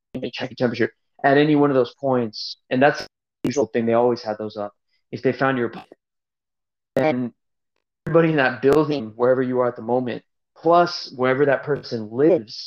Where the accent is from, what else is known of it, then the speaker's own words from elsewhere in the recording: West Coast, United States; now in Shanghai, China; I'm from the West Coast.